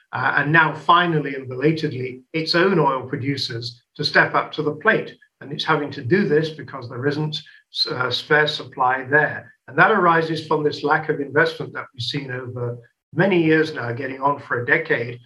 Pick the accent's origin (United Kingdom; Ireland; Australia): United Kingdom; England; now in France; In my home country, in the United Kingdom